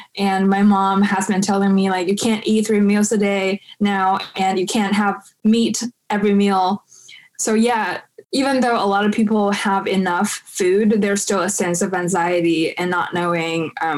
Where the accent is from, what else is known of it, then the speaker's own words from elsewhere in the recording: Beijing, China; English is a second language; Yeah, so I am actually a Chaoyang district native. I was born and raised in Chaoyang district